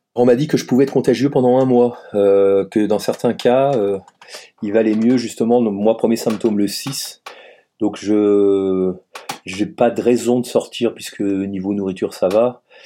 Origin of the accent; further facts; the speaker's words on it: Savoy, Auvergne-Rhône-Alpes, France; also born or lived in Paris; now in Strasbourg, France; je suis savoyard d'origine